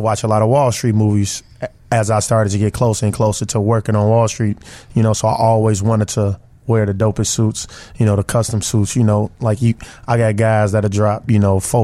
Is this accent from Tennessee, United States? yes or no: no; Chicago, Illinois, United States; I'm from the East Side of Chicago. You know, humble beginnings. South Shore